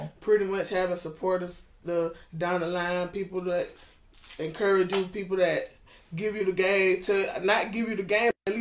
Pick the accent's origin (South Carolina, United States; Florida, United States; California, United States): South Carolina, United States; also born or lived in Atlanta, Georgia; I'm actually born here in Atlanta, but I grew up in South Carolina, so I'm forever rep South Carolina